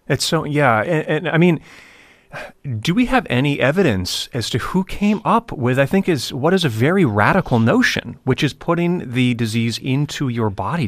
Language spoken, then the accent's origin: English; United States